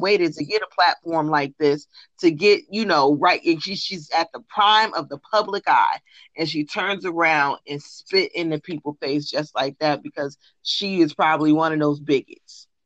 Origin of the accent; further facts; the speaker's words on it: New Jersey, United States; I'm from Jersey and we had a bike fest every year